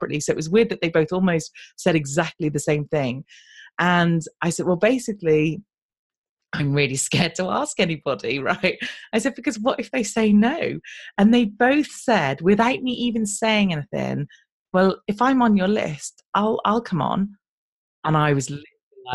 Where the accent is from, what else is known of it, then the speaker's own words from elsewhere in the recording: United Kingdom; I'm British